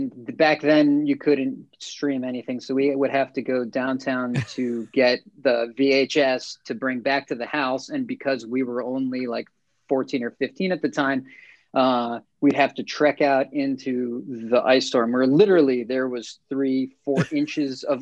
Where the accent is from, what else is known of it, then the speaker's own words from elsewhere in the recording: United States; I'm more of a product of just growing up on the East Coast, Jersey, New York